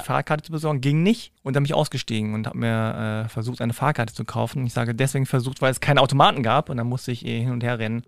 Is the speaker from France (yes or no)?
no; Hanover, Lower Saxony, Germany; in Hannover, meiner Heimatstadt